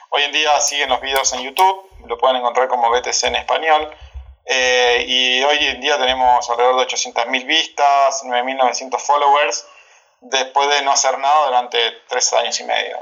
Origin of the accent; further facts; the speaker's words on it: Gualeguaychú, Entre Ríos, Argentina; accent: Argentine; now in Cancún, Mexico; como verán por mi acento, soy argentino, em, particularmente de, de, bueno, de 200 kilómetros de Buenos Aires, en, una provincia que se llama Entre Ríos, de una ciudad Gualeguaychú. Así que sí, nací por ahí